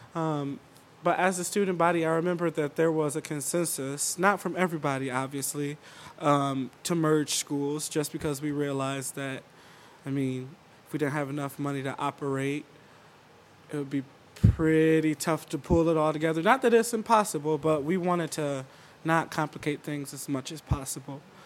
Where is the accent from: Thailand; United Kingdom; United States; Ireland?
United States; Albion, Michigan; I was born and raised in Albion